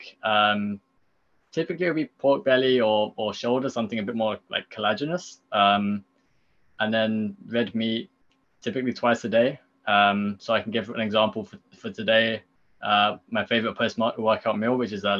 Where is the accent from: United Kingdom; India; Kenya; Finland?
United Kingdom; I come from Britain, so I know my background